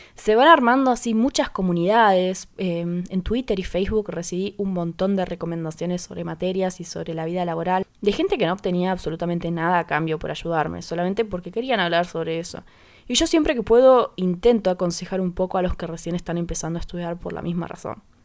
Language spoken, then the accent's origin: Spanish; Paraná, Entre Ríos, Argentina; Soy de Paraná Entre Ríos